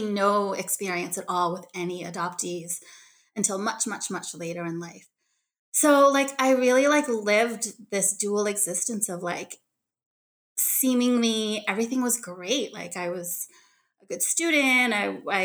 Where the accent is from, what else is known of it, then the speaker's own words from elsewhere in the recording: Boston, Massachusetts, United States; also born or lived in Daegu, South Korea; They drove out from Boston, which was where they were living in the Boston suburban area and where I grew up.